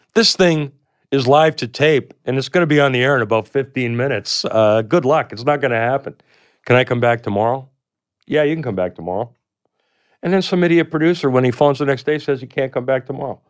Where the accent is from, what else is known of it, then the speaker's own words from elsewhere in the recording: Canada; I come from Canada